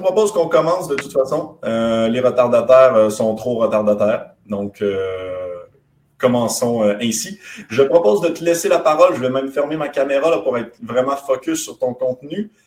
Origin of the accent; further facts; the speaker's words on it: Quebec, Canada; accent: very light; mon, accent est très léger, mais, on est québécois